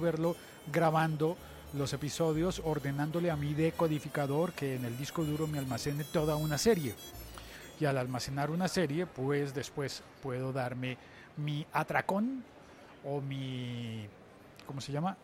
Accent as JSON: {"language": "Spanish", "country": "Colombia", "said": "en mi país, en Colombia"}